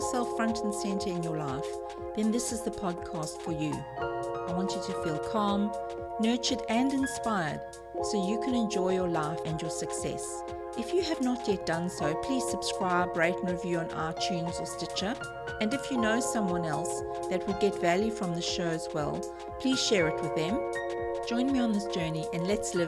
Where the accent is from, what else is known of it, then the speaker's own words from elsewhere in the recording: South Africa; now in Australia; I'm South African living in Australia